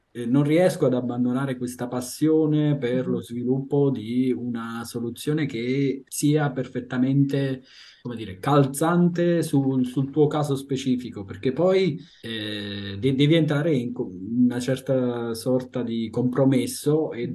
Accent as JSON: {"language": "Italian", "country": "Italy", "moved": "as an adult", "said": "l'Italia è il mio paese di origine sono italiano"}